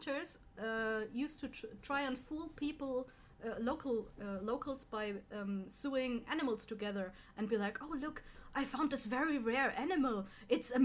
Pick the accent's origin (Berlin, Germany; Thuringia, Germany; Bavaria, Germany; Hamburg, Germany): Bavaria, Germany; I'm original from Bavaria